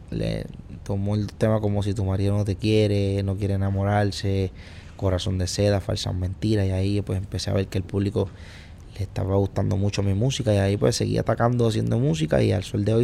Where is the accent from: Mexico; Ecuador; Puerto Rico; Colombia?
Puerto Rico; also born or lived in New York, United States; yo nací en Puerto Rico, eh, crecí en Puerto Rico, que mis padres dominicanos, eh, me crié con mi abuela y eso, tuve sí, mitad dominicano y mitad boricua. Luego viví en Nueva York, en New York algunos tres años, dos años y medio. Luego volví a Puerto Rico